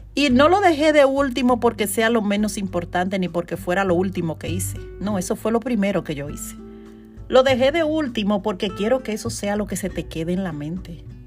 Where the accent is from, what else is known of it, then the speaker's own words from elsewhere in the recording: Dominican Republic; now in New York, United States; hice un evento en Dominicana y fue todo un éxito y fue en mi ciudad natal